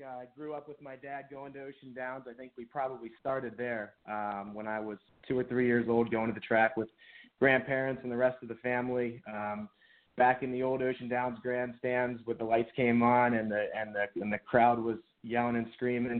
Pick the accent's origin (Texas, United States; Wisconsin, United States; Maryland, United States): Maryland, United States; Annapolis; I grew up in the Annapolis area